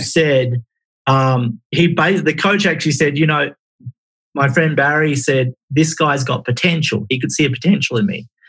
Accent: Perth, Western Australia, Australia; also born or lived in Exmouth, Western Australia; I was born in Perth, Australia

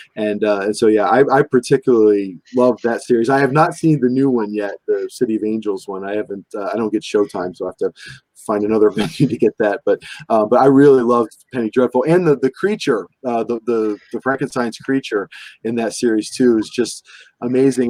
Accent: Cleveland, Ohio, United States; now in Pennsylvania, United States; I'm originally from Cleveland, Ohio

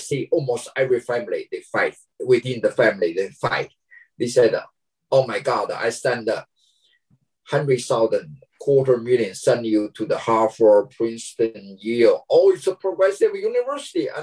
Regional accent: China; moved away as an adult; now in United States; my hometown China.

